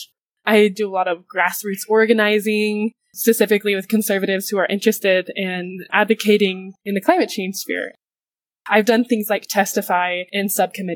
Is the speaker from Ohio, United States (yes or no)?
no; Draper, Utah, United States; also born or lived in Salt Lake City, Utah; I grew up about 30 minutes south from Salt Lake City, Utah, in a small town called Draper, Utah